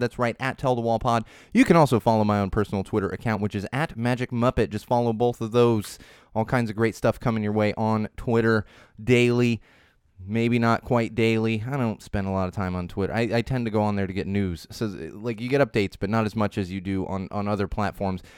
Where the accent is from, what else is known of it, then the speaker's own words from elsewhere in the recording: San Diego, California, United States; growing up in San Diego